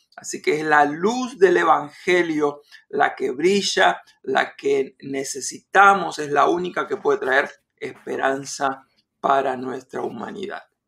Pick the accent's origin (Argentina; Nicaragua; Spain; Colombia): Argentina; moved away; en mi país natal, Argentina